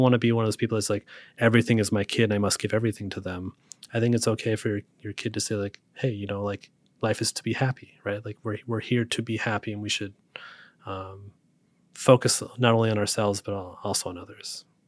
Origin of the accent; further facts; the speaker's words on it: Utah, United States; also born or lived in Montana; now in Seattle, United States; I grew up in Utah